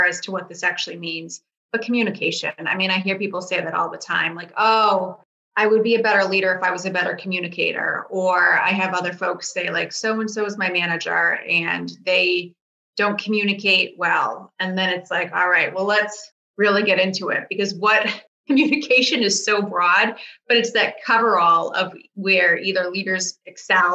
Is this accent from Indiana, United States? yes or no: no; Boston, Massachusetts, United States; I'm from the Boston area